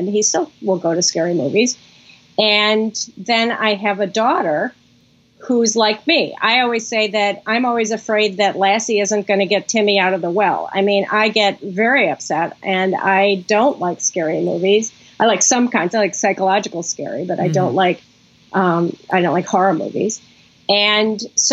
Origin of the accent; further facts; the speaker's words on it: Chicago, Illinois, United States; moved away as an adult; also born or lived in New York; When I was growing up, I grew up in Chicago